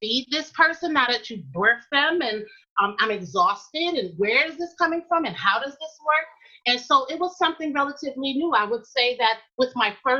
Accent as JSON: {"language": "English", "town": "New York City", "region": "New York", "country": "United States", "tie": "born or raised there", "also_born_or_lived": "Durham, North Carolina", "moved": "as an adult", "said": "I'm from Queens, New York, and I grew up in an environment where it was largely African-American"}